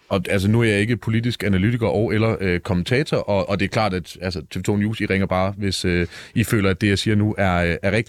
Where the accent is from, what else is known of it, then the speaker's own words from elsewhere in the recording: Denmark; Jeg er fra den rigtige Vestegn, nemlig Jylland